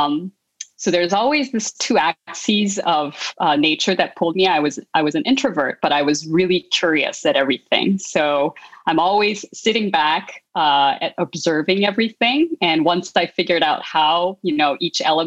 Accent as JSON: {"language": "English", "country": "South Korea", "tie": "born or raised there", "moved": "yes", "said": "I grew up in South Korea"}